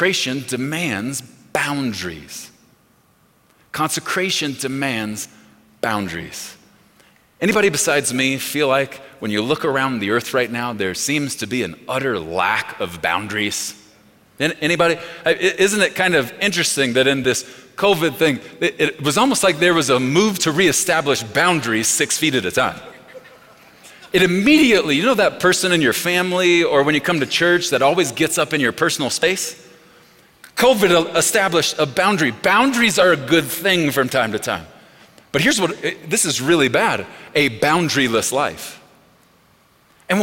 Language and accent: English; Texas, United States; We are from Texas